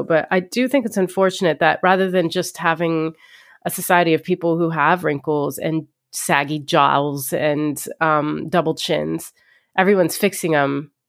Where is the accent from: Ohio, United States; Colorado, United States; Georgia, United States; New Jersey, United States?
Ohio, United States; I could have used the Kardashians growing up. Like, I grew up an Egyptian in Ohio.